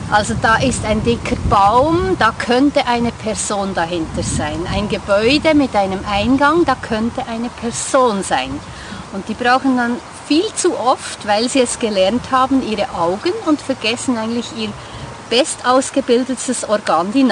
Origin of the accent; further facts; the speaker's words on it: Bern, Switzerland; ich komme aus dem Kanton Bern in der Westschweiz.